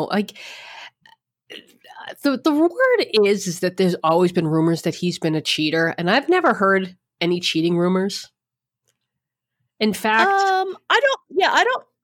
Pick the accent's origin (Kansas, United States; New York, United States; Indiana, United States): New York, United States; Bronx; I'm a girl from the Bronx and I, I got what every girl from the Bronx dreams of proposed to by a Yankee